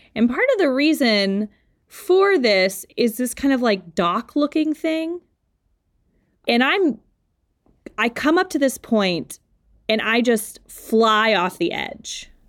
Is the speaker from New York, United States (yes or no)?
no; Louisiana, United States; now in Pittsburgh, United States; I'm from Louisiana